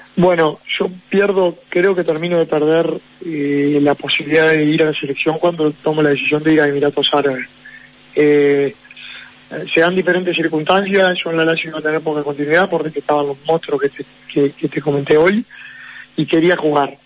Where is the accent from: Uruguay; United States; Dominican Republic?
Uruguay; Uruguay es un país chico